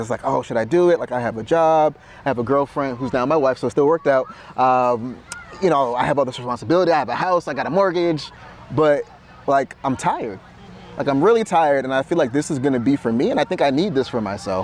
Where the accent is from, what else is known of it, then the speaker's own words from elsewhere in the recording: Boston, Massachusetts, United States; as a young black man growing up in Boston